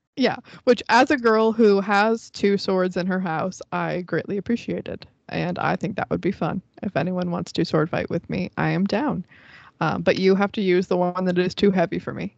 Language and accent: English; Florida, United States; I'm from Florida